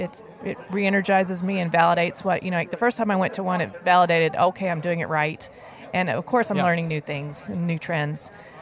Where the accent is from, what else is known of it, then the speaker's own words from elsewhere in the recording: New Braunfels, Texas, United States; I'm from New Braunfels.